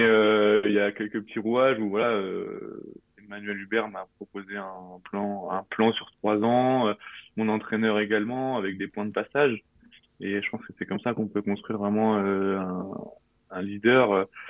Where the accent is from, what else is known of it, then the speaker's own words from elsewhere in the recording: Normandy, France; moved away as an adult; now in Nice, France; j'avais 8 ans et ça s'est passé euh, à Bayeux.